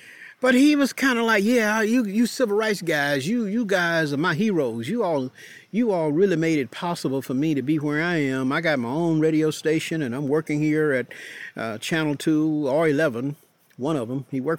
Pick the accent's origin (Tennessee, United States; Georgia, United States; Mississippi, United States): Georgia, United States; Warrenton; My parents went to vote in my hometown of Warrenton.